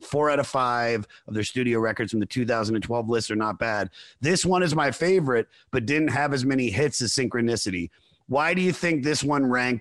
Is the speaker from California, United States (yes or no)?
no; Germantown, Maryland, United States; So I was born in the Washington, D.C. area in Montgomery County, Maryland, in a city called Germantown.